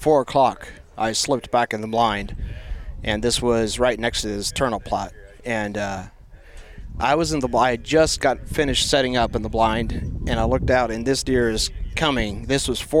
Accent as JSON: {"language": "English", "area": "Holmes County", "region": "Ohio", "country": "United States", "moved": "as an adult", "lives_now": "Albia, United States", "said": "I'm originally from, I guess, Holmes County, Ohio"}